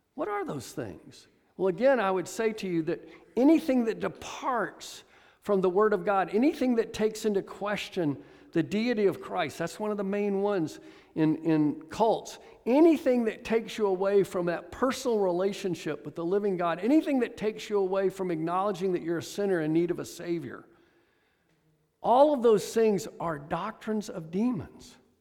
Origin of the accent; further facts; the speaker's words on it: Atlanta, Georgia, United States; moved away; I'm from Atlanta